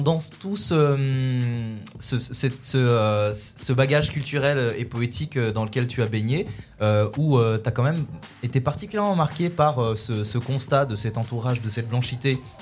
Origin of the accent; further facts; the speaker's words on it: Louvain-la-Neuve, Wallonia, Belgium; j'ai grandi en Belgique et j'ai grandi à Louvain-la-Neuve